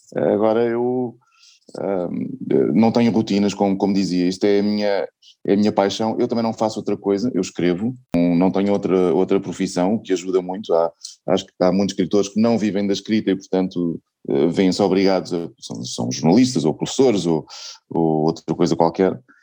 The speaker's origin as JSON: {"language": "Portuguese", "country": "Portugal", "said": "sendo portuguesa"}